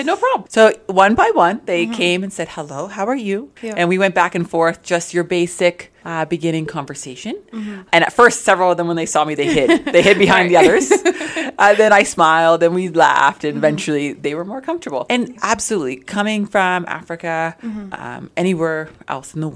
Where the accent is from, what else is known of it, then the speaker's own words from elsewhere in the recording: Ontario, Canada; moved away as an adult; also born or lived in Zambia / British Columbia; now in Brooks, Canada; I'm originally from Zambia. Okay. That's where I was born. And then I grew up in Ontario